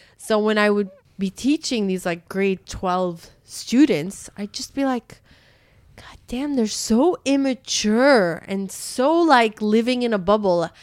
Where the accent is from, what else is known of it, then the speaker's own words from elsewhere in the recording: Canada; moved away; my friends who I grew up with in Canada